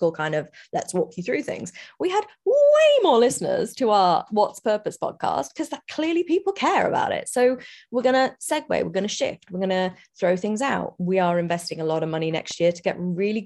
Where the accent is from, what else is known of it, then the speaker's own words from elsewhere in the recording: United Kingdom; I'm British